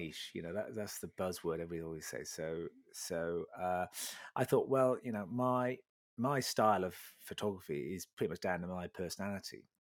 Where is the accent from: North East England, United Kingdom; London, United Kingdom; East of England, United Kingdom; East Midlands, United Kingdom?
East of England, United Kingdom; Sheringham; I was born in Sheringham, Sheringham, bit of a North at boy.